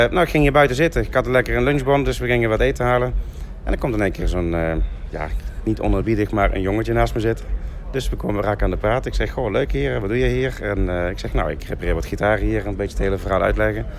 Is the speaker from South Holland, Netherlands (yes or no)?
no; Limburg, Netherlands; En daar mogen we eigenlijk als Limburgers toch wel heel erg trots op zijn.